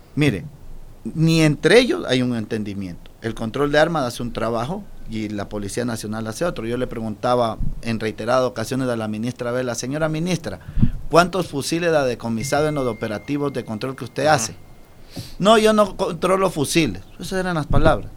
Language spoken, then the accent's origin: Spanish; Ecuador; como ecuatoriano